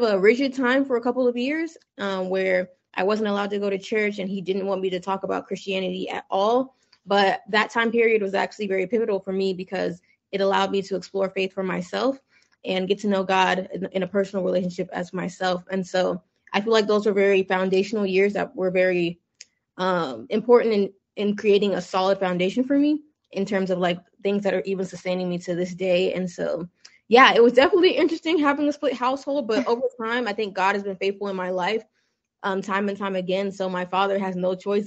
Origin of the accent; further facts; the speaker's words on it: United States; also born or lived in Nigeria; I was born over there, and then we actually came over to the United States as a child. So it was actually an interesting experience for me growing up in the United States